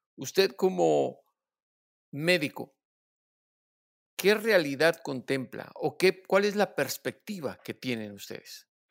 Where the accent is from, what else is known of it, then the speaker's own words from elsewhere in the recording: Mexico; lo que somos los mexicanos